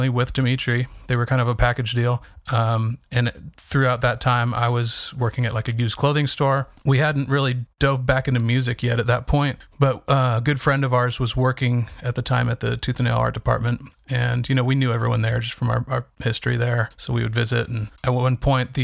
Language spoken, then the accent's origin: English; Northern California, United States; moved away as an adult; also born or lived in Whittier, California / Bend, Oregon / Seattle, Washington; we were there for 9 years until I was 10 years old. And then we moved to Northern California